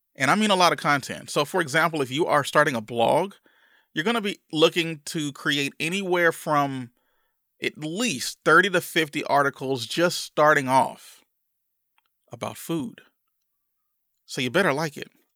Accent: Louisiana, United States; growing up in Louisiana

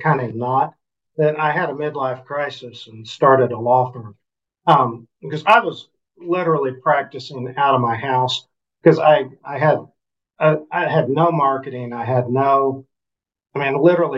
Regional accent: Enid, Oklahoma, United States; Enid's my hometown where we live, small city

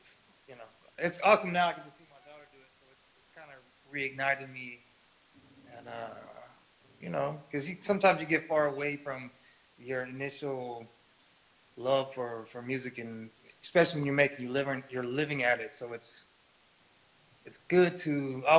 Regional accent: the Bay Area, California, United States; I grew up in the Bay Area.

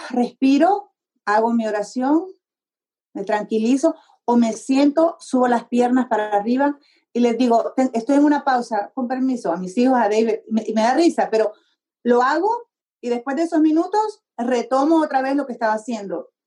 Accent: Honduras; born or raised there; moved away as an adult; also born or lived in Tegucigalpa, Honduras / New Mexico, United States / Texas, United States; now in United States

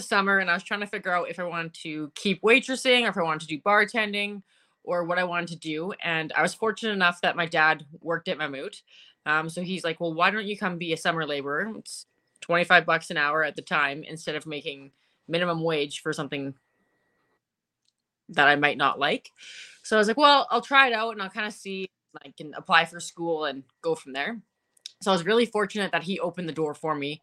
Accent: Edmonton, Alberta, Canada; I grew up in Millwood, so kind of the same sketchiness level.

